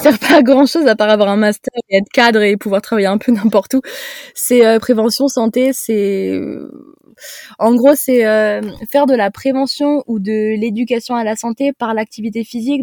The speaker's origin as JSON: {"language": "French", "area": "Haute-Savoie", "region": "Auvergne-Rhône-Alpes", "country": "France", "also_born_or_lived": "Montpellier", "said": "je suis de Haute-Savoie."}